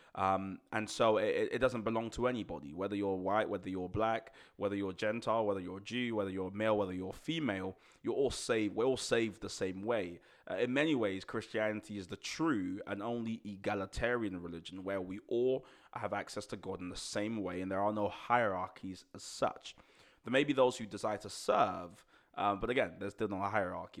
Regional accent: Nigeria; moved away; growing up in Nigeria, I was only there for a few years

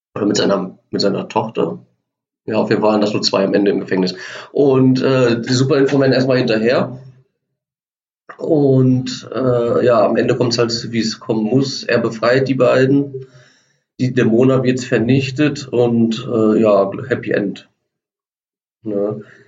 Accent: Germany; wir als Deutsche

